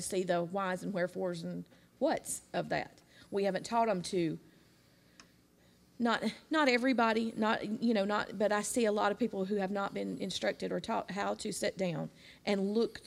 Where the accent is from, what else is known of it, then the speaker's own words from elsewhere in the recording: Jacksonville, United States; I grew up in Jacksonville.